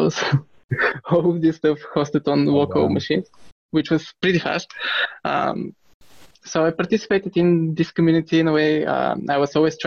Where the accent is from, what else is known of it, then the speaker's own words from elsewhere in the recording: Pleven, Pleven Province, Bulgaria; I grew up in Bulgaria in a small town called Pleven